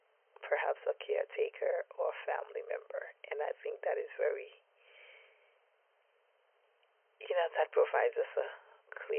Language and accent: English; New York City, New York, United States; I am from East Flatbush, Brooklyn